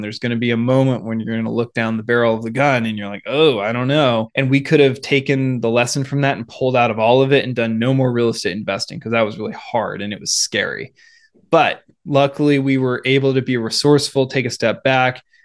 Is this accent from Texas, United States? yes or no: no; Seattle, Washington, United States; now in Bay Area, California, United States; growing up in the Seattle area